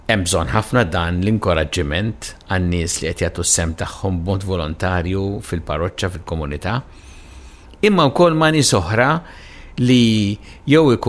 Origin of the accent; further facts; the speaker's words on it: Malta